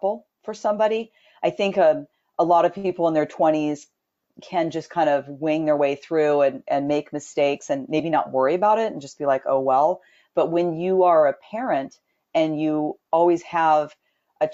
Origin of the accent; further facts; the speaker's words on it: Southern California, United States; I was born and raised in Southern California